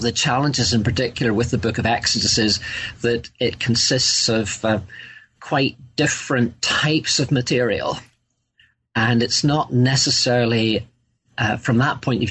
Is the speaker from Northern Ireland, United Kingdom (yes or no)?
yes; Northern Ireland, United Kingdom; I grew up, and you'll probably gather from my accent, in the north of Ireland